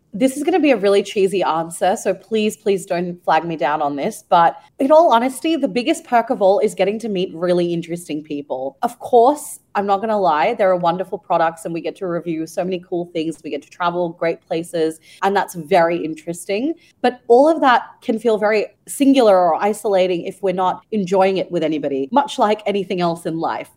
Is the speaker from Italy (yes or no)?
no; Ukraine; now in Singapore; I grew up in Ukraine and spent a couple of years of my life there